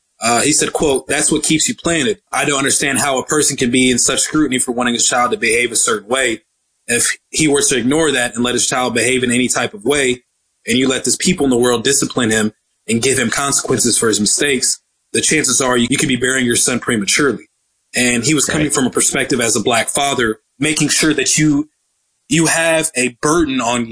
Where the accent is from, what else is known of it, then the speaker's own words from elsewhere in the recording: Dallas, Texas, United States; as a person who grew up in Dallas, Texas, born and raised in Dallas, Texas, a perspective that I don't see often happening